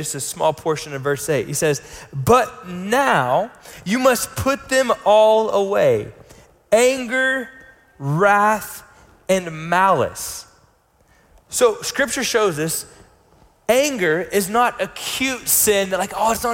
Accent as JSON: {"language": "English", "country": "United States", "tie": "born or raised there", "said": "where we grew up in the States"}